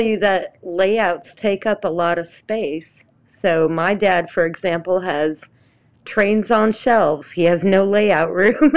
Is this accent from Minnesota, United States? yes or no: yes; Minnesota, United States; also born or lived in Atlanta area; now in Atlanta, United States; my hometown is, um, up in Minnesota, in a very remote part of it